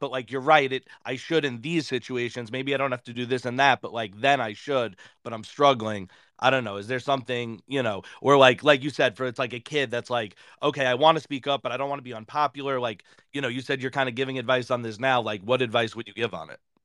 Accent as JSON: {"language": "English", "region": "New York", "country": "United States", "said": "I'm from New York"}